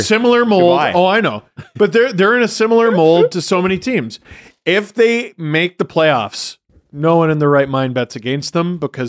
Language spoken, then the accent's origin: English; Scarborough, Ontario, Canada